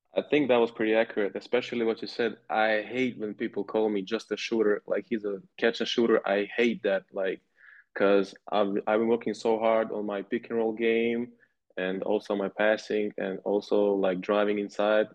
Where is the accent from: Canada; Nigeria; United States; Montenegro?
Montenegro; moved away as an adult; now in Ulm, Germany; I'm from Montenegro. Um, that's where I was born